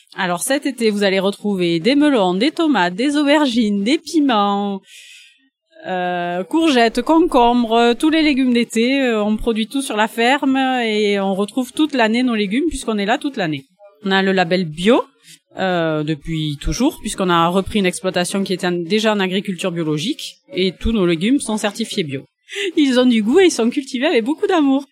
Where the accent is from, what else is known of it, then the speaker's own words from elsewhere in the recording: Pouillon, Nouvelle-Aquitaine, France; je suis de Pouillon, mais euh, mais on habite à Membast maintenant. Oui, je suis née ici, donc euh, je suis d'ici.